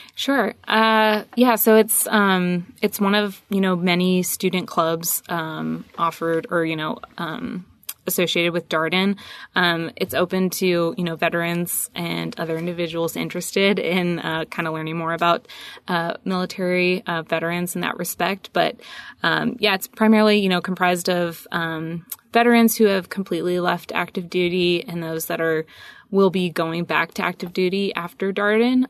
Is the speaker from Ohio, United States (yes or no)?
no; San Diego, California, United States; moved away as an adult; also born or lived in Whidbey Island, Washington; I'm originally from San Diego. Um, grew up there